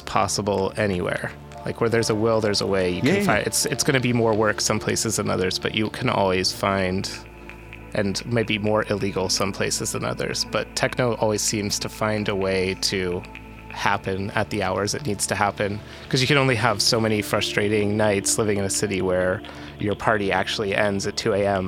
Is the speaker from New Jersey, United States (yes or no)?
no; Pittsburgh, Pennsylvania, United States; now in New York, United States; I grew up in Pittsburgh